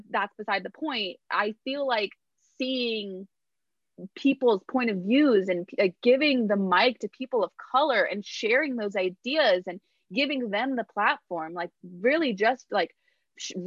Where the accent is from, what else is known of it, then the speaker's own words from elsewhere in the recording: Los Angeles, California, United States; moved away as an adult; also born or lived in New York; I'm from